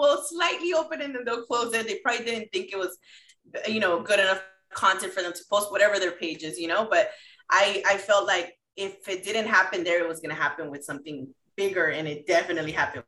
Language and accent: English; Mexico City, Mexico; I'm from Mexico City. My family's from Mexico City.